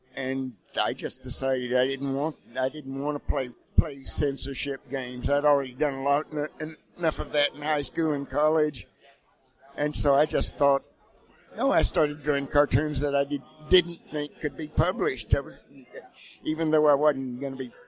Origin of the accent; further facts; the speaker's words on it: Texas, United States; now in Missouri, United States; I'm a Texan